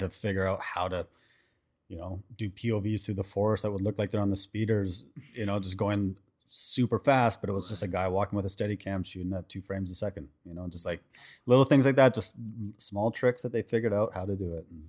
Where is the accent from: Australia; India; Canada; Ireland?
Canada; Vancouver, British Columbia; now in Los Angeles, United States; I'm originally from Vancouver, Canada